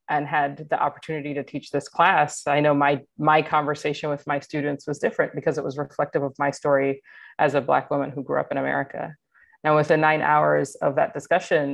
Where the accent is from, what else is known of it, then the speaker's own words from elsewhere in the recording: Atlanta, Georgia, United States; moved away as an adult; I grew up in Atlanta, Georgia, was recruited from Atlanta for my work with Kaiser Permanente